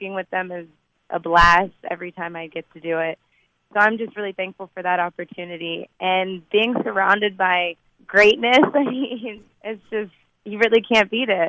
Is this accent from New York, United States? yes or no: no; Lexington, Kentucky, United States; moved away as an adult; also born or lived in Frankfurt, Germany / Trinidad; now in Los Angeles, United States; I'm from Kentucky also, so I think for me it might be a little bit deeper just growing up around that atmosphere.